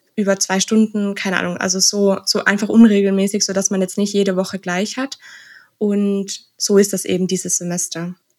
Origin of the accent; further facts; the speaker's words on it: Austria; also born or lived in Innsbruck; Ich komme aus Österreich